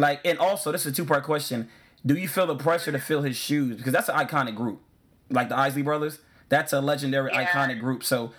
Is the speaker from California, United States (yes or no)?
no; New Jersey, United States; I'm Jersey all day.